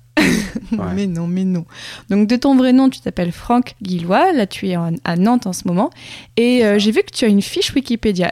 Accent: Morocco; moved away as an adult; j'ai grandi donc au Maroc, donc jusqu'à mes 18 ans.

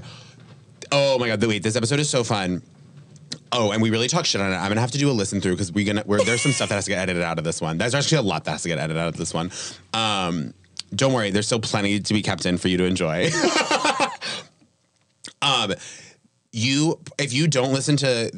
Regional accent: New England, United States; now in New York, United States; I'm from New England

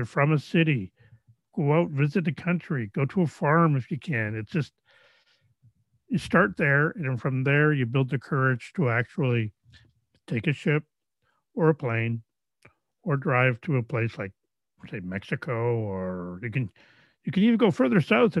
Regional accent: Canada; where I grew up here in Canada

